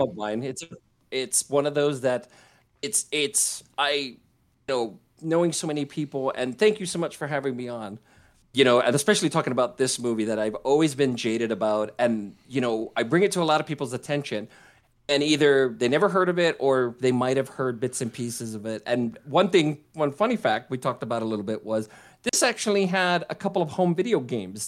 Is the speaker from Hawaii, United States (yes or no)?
yes; Hawaii, United States; growing up in Hawaii